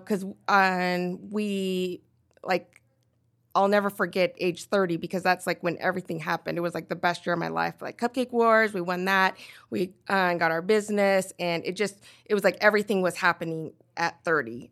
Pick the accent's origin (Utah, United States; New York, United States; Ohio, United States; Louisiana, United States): Utah, United States; Nephi; also born or lived in Korea / Pleasant Grove, Utah; I grew up in Nephi, Utah